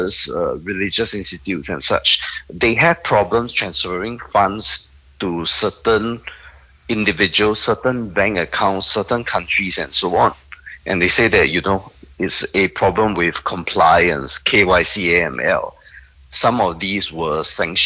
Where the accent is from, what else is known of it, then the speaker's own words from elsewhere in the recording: Singapore; I'm a Singaporean